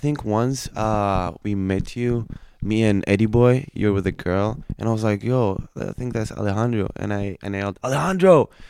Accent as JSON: {"language": "English", "country": "Tunisia", "moved": "yes", "said": "I'm from Tunisia, North Africa."}